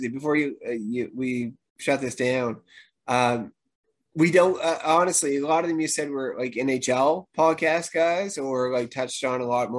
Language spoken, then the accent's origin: English; Canada; I'm Canadian